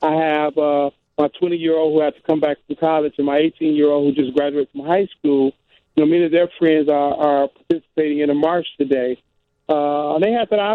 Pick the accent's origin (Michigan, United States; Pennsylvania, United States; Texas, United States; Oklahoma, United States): Michigan, United States; Detroit; I grew up in Detroit, 10 minutes from Windsor, Canada